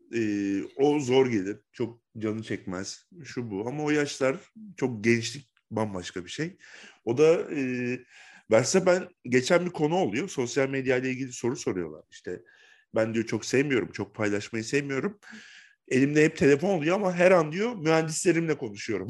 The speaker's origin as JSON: {"language": "Turkish", "region": "Bursa", "country": "Turkey", "said": "ben Bursalıyım. Bursa'da yaşıyorum."}